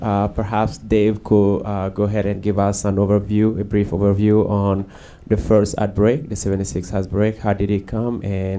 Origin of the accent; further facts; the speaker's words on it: Mali; moved away; I'm from Mali.